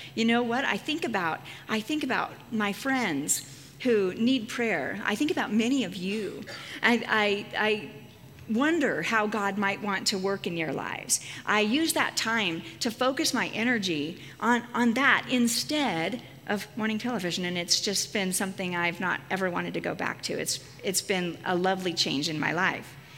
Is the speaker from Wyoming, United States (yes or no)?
yes; Casper, Wyoming, United States; my hometown of Casper, Wyoming